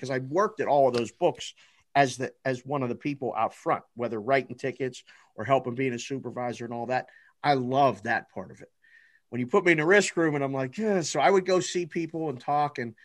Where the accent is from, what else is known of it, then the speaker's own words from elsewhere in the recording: Pittsburgh, Pennsylvania, United States; moved away as an adult; also born or lived in Las Vegas, Nevada; I'm from Pittsburgh because I was born and raised there